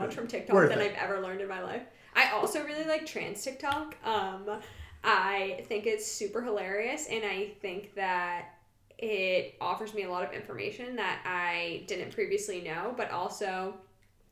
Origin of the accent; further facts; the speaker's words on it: Salem, Massachusetts, United States; I grew up in Salem, Mass, and my mom is a witch